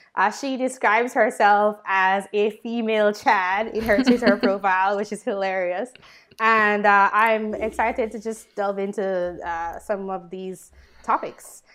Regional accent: Jamaica; moved away; I'm from Jamaica

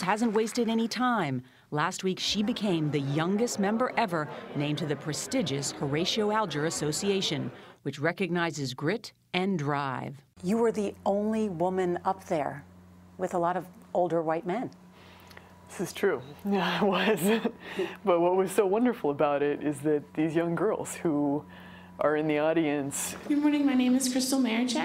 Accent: Canada; as a Canadian

